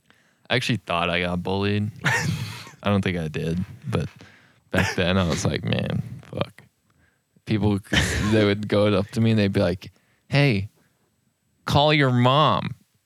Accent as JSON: {"language": "English", "region": "Colorado", "country": "United States", "said": "well, no, we're all from Colorado"}